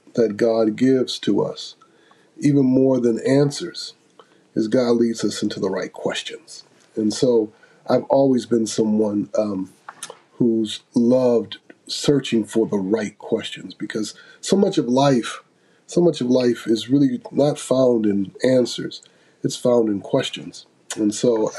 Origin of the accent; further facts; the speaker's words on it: Grand Rapids, Michigan, United States; I was born and raised in Grand Rapids, Michigan, which is, I like to say, the most theological city in the United States.